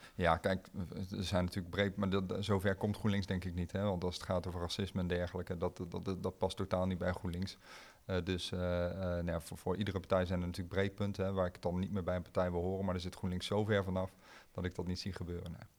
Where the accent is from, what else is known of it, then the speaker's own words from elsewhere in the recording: Arnhem, Gelderland, Netherlands; ik kom uit Arnhem-Zuid